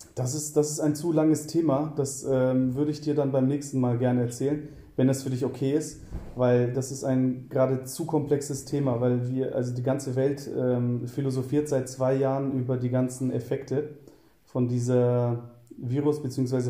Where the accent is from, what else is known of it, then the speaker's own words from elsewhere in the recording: Southern Germany, Germany; moved away as an adult; also born or lived in Cologne; ich komme eigentlich äh, aus Süddeutschland und ähm, ziehe im Jahr 2014 nach Köln